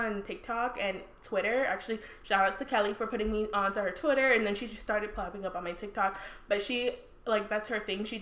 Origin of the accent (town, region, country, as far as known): Nigeria